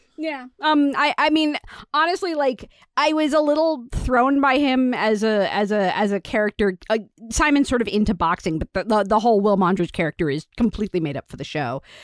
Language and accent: English; United States; As an American